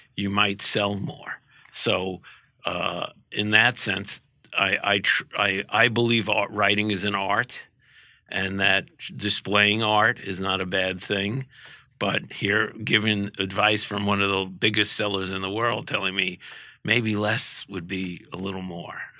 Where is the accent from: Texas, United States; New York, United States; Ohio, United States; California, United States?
New York, United States; New York City; growing up in Brooklyn